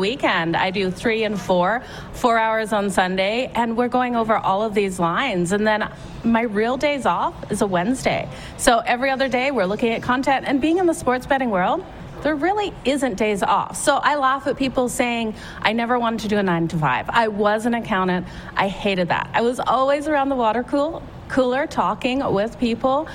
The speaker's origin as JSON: {"language": "English", "country": "Australia", "tie": "born or raised there", "moved": "yes", "lives_now": "Calgary, Canada", "said": "I played netball growing up in Australia. When I came to Canada, I played for Team Alberta"}